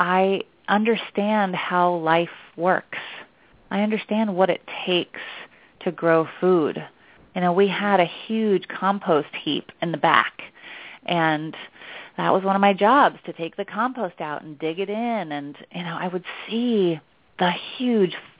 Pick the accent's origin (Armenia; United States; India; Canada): United States; outside of Portland, Oregon; now in New York City, United States; I live in New York City and I grew up outside of Portland, Oregon.